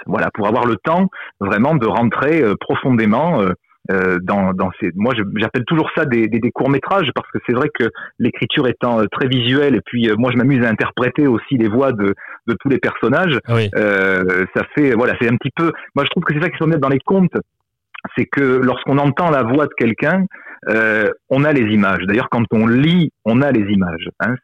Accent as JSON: {"language": "French", "region": "southern France", "country": "France", "said": "en tant que méridional"}